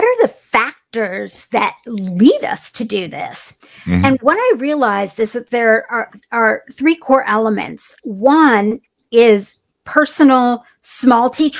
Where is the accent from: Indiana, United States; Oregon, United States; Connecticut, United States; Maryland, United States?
Indiana, United States; a small town in; I grew up in a small town in Indiana, and I'm half Indian, and my mom's from upstate New York, my dad's from India.